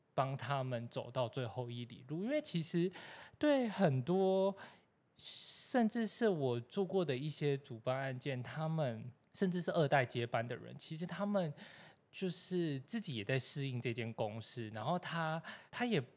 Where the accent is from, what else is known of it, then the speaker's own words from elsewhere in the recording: Taipei, Taiwan; 我就是土生土长的台北人